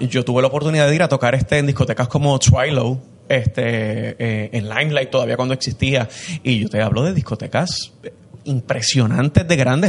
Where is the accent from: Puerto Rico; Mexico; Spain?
Puerto Rico; somos puertorriqueños y estamos hablando desde aquí